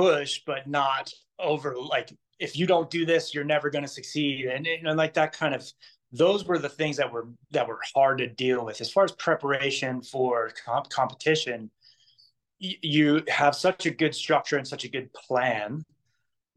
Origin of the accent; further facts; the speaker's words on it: New Jersey, United States; moved away as an adult; now in Hawaii, United States; I'm originally from New Jersey